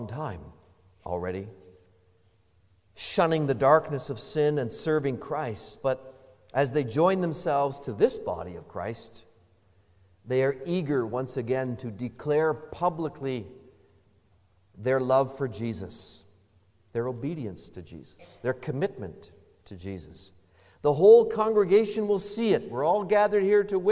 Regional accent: Canada; How very, very Canadian of us.

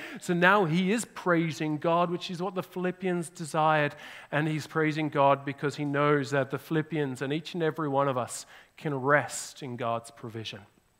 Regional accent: Australia; now in Canada; now I'm not just an Australian, I'm more Canadian

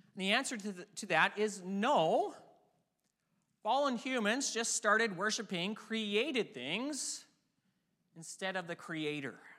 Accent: near Vancouver, BC, British Columbia, Canada; I grew up near Vancouver, B C, and all my life I've cheered for the Vancouver Canucks

